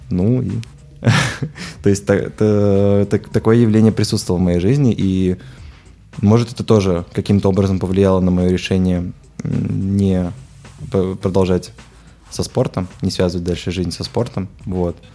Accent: Minsk, Belarus; я родился в минске вот и всю жизнь собственно жил в минске вот абсолютно, мне кажется, хорошее и замечательное там детство.

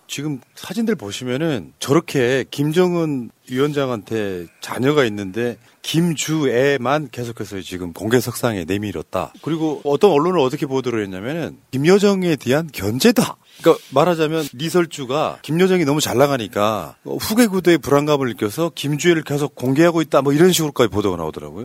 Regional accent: Honam, South Korea; 우리 고향 같은 데 가면 막 나주평야, 호남평야 있고

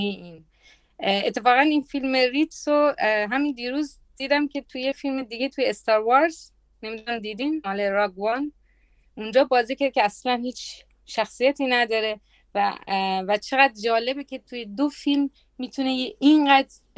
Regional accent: Italy; من تو ایتالیا بزرگ شدم

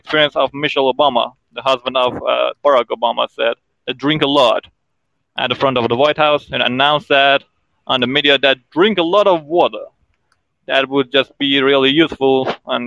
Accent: Iran; I'm from Iran

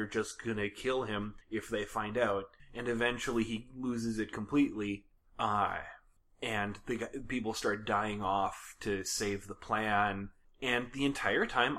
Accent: United States; we as American film watchers

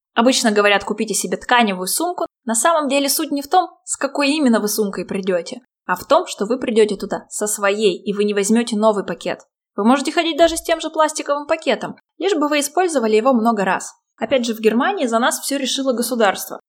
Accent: Chelyabinsk, Chelyabinsk Oblast, Russia; В моем родном городе, в Челябинске

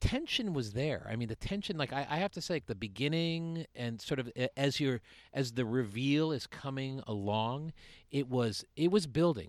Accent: Suffield, Connecticut, United States; I'm from Suffield

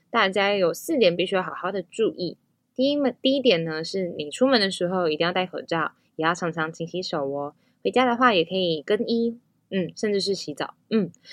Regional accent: Tafalong and Antong villages, Hualien County, Taiwan; 我是来自花莲县太巴朗部落和安通部落的阿美族

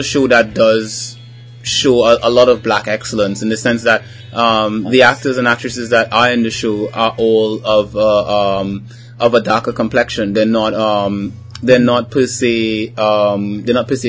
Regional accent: Trinidad & Tobago; as a Trinidadian

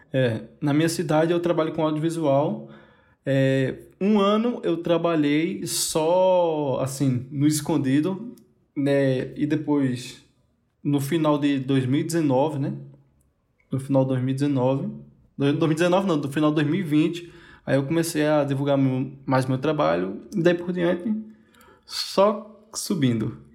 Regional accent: Caruaru, Pernambuco, Brazil; eu sou de Caruaru, Pernambuco, um pinguim de Pernambuco só

